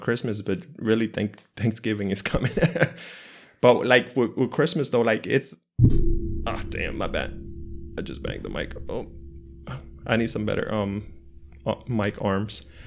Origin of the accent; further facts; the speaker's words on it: United States; moved away; we grew up in the States